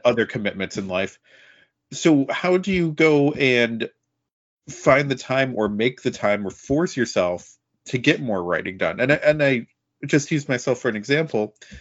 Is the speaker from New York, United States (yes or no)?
yes; about an hour and a half from Rome, New York, United States; now in Rome, United States; I grew up closer to the Canadian border than to another major U S city.